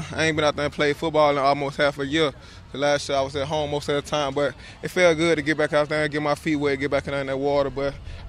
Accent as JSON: {"language": "English", "region": "Alabama", "country": "United States", "said": "we were from Alabama. Yeah. He's from Birmingham. I'm from Annis. It's like 30 minutes, 45 minutes away from each other."}